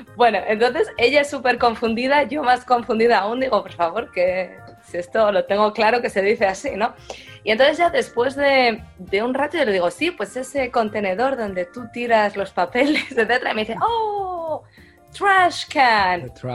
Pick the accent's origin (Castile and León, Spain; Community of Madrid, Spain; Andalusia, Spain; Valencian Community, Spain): Castile and León, Spain; Valladolid; moved away as an adult; now in Champaign-Urbana, United States; Yo soy de Valladolid y tenemos bastante tradición de tapas